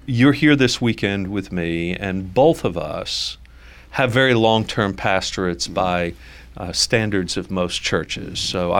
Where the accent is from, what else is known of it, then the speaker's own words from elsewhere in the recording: New York City, New York, United States; now in Dallas, United States; in Brooklyn, New York, Concord Baptist Church of Christ in Brooklyn. I went to high school in Brooklyn. I'm a New Yorker.